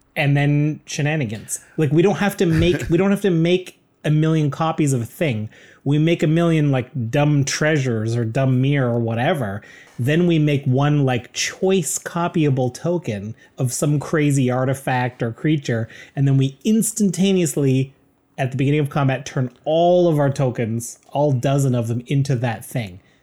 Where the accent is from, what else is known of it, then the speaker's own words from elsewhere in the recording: Canada; We're proud Canadian podcasters